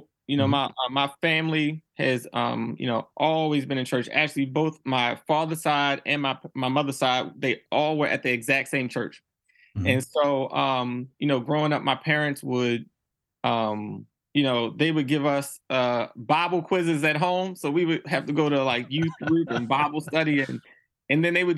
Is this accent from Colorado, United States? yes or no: no; Baltimore, Maryland, United States; I grew up in Baltimore City